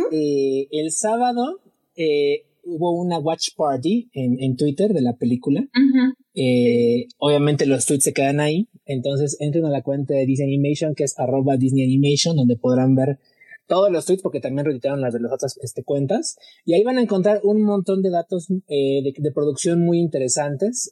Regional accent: Mexico; uno como mexicano

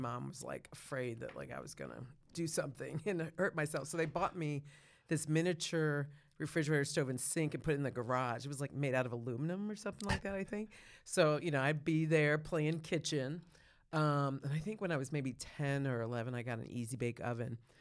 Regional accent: Rochester, New York, United States; also born or lived in Hartford, Connecticut; We moved to Rochester, New York. That's where I grew up

